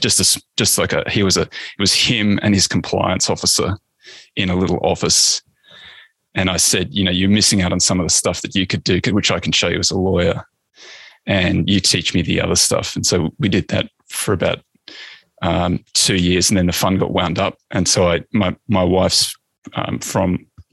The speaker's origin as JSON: {"language": "English", "country": "Australia", "tie": "born or raised there", "said": "I'm Australian"}